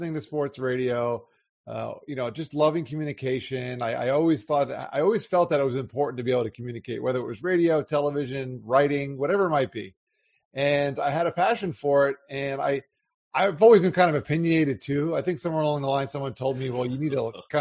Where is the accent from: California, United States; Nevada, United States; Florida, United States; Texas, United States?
Florida, United States; South; also born or lived in Long Island, New York; I spent most of my life growing up in South Florida